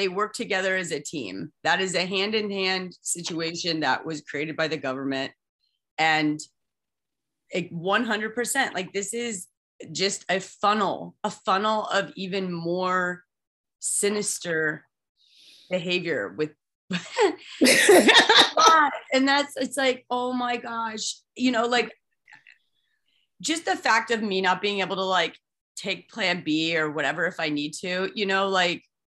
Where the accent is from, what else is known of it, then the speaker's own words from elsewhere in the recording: Midwest, United States; Nika, I'm from the Midwest too, you know this as well.